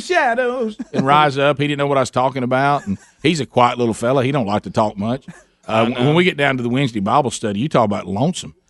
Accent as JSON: {"language": "English", "town": "Birmingham", "region": "Alabama", "country": "United States", "said": "we we're from Birmingham"}